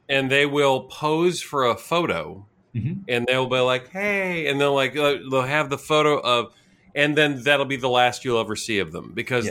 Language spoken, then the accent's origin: English; Santa Cruz, California, United States; I grew up in California. I grew up uh, surfing in Santa Cruz